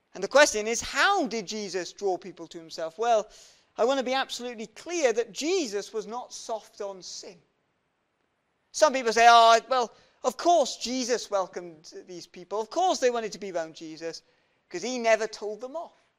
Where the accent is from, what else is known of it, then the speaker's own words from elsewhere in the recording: Welsh, Wales, United Kingdom; we're Welsh